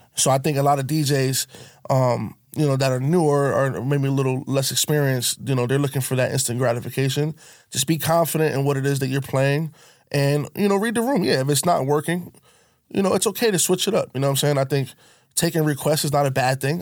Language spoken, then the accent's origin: English; Connecticut, United States; I'm from Connecticut, but there's two sides of Connecticut